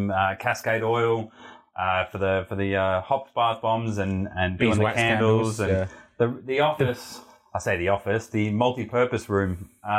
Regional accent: Heathcote, Victoria, Australia; where I grew up in Heathcote

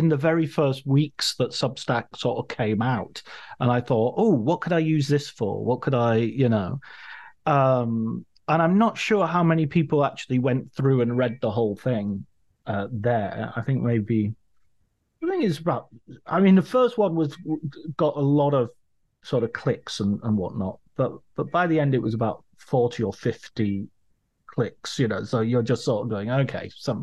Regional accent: Cumbria, North West England, United Kingdom; growing up in Cumbria

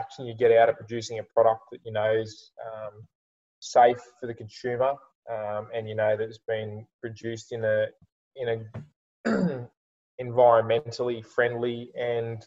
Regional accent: Maitland, New South Wales, Australia; also born or lived in Newcastle / Armidale; I went to school in Maitland

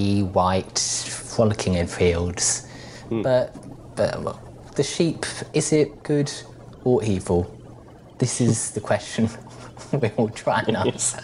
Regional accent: Australia; I come from Australia

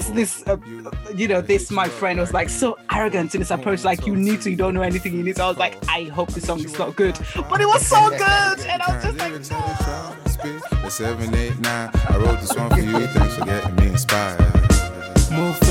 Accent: Nigeria; now in London, United Kingdom; I'm in London. I'm from Nigeria.

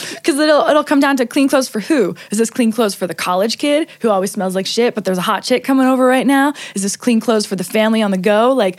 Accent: Hamilton, Ontario, Canada; also born or lived in Toronto; I grew up in like Toronto. Like okay. I'm from Hamilton, so it's like 45 minutes from Toronto. From 18 on, I was in Toronto, and we are the most multicultural city, I think, in the world.

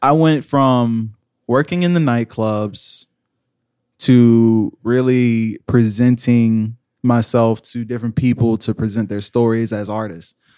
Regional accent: Georgia, United States; moved away as an adult; also born or lived in Virginia; now in Orlando, United States; I'm from Georgia.

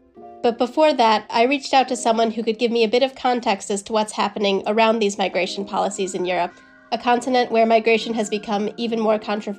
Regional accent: United States; moved away as an adult; now in London, United Kingdom; I'm originally from the US, and I moved to the UK for a master's degree about 4 years ago, got married and stayed here where I work now.

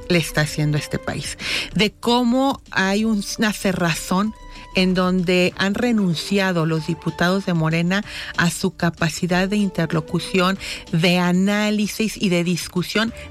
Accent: Guadalajara, Jalisco, Mexico; Somos una sociedad, somos tapatíos todos

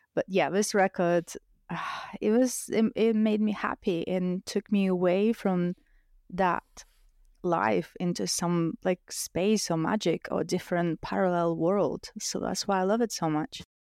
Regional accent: Russia; English is a second language; now in United Kingdom; I grew up in a single parent family

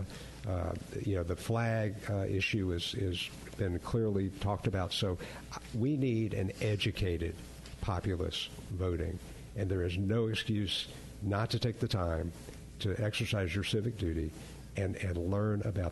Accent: Atlanta, Georgia, United States; I grew up in Atlanta, and we all learned how to skate and play hockey when the Flames were there

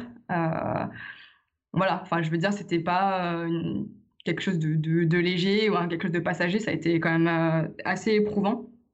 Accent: Lyon, Auvergne-Rhône-Alpes, France; je suis de Lyon

